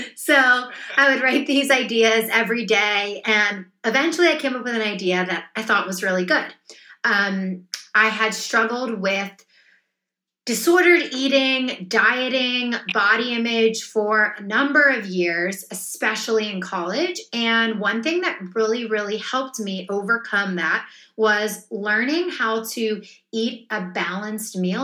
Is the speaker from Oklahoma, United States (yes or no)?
no; a small town outside Philadelphia, Pennsylvania, United States; I grew up in a small town outside Philadelphia